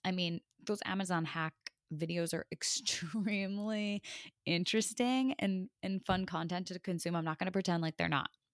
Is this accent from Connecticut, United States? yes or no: yes; Connecticut, United States; growing up in Connecticut